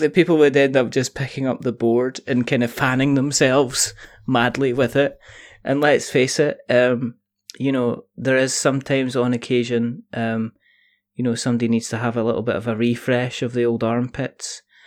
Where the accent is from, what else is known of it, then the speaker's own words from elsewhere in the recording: Scotland, United Kingdom; I'm Scottish, which means I could roll my R's